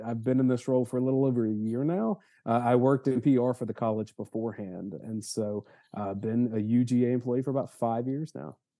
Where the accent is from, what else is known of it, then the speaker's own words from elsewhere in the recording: Georgia, United States; I grew up in Georgia in the nineties